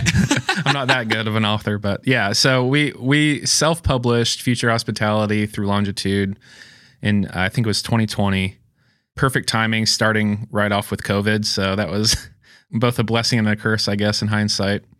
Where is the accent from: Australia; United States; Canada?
United States; Springfield, Missouri; also born or lived in Rockford, Illinois; Born and raised in Springfield, Missouri. Lived here most of my life